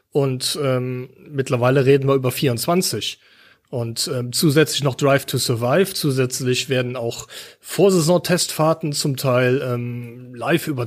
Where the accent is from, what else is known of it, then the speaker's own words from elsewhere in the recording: near the Nürburgring, Rhineland-Palatinate, Germany; ich bin in der Nähe vom Nürburgring aufgewachsen.